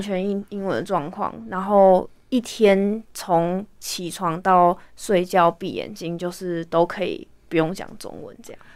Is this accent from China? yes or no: no; Taipei, Taiwan; moved away as an adult; also born or lived in Kaohsiung / Atlanta, United States; now in San Francisco Bay Area, United States; 我是台北长大的小孩，然后我，呃，读了北一女人社班之后，就去了美国读书，读大学